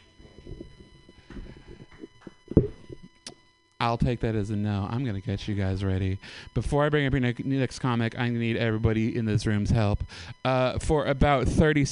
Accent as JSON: {"language": "English", "town": "Oakland", "region": "California", "country": "United States", "tie": "born or raised there", "said": "I'm born and raised in Oakland"}